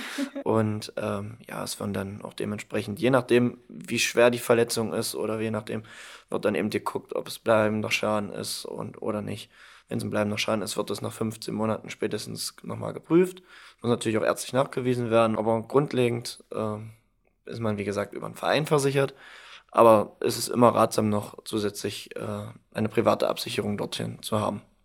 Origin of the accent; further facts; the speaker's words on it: Halberstadt, Saxony-Anhalt, Germany; Ich komme aus Halberstadt